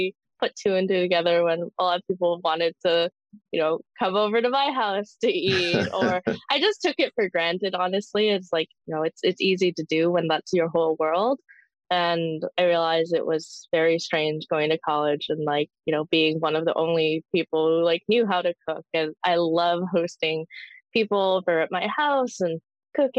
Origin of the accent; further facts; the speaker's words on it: Canadian Prairies, Canada; I was born in the Canadian prairies many years ago